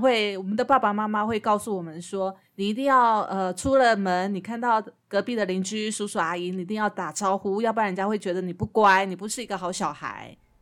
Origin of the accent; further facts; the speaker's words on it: Taiwan; 我们台湾人也被养成了一种，那种温良恭俭让的